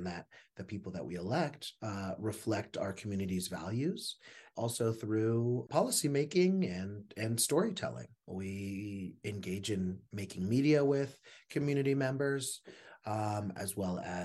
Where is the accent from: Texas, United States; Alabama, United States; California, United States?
California, United States; Los Angeles; now in New Mexico, United States; I grew up in Los Angeles, but have been here in New Mexico since 2010